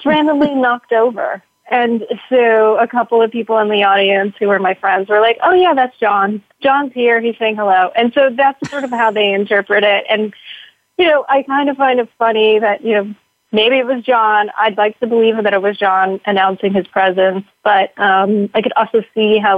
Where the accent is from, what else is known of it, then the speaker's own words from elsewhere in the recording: New York, United States; I grew up Orthodox Jewish in New York